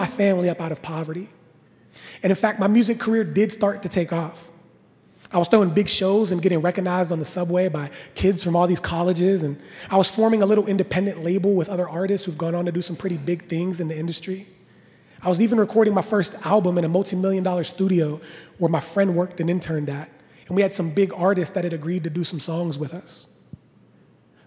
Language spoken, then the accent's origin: English; Washington, Pennsylvania, United States; I was born and raised in Washington, Pennsylvania